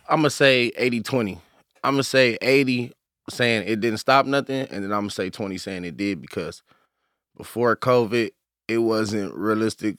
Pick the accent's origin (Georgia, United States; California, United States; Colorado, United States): California, United States; Inglewood; I grew up out here, like, I'm originally from L A, Inglewood, like, I'm from Inglewood, strictly